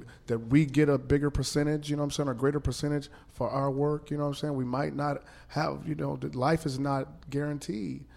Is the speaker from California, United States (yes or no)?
no; Kansas City, Missouri, United States; I'm from Kansas City